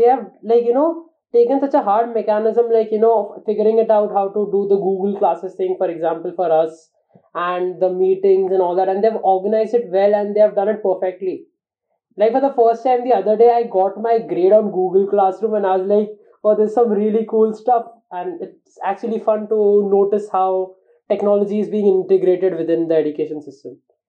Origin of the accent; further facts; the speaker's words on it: Mumbai, Maharashtra, India; I mean, I come from Bombay. I have seen it.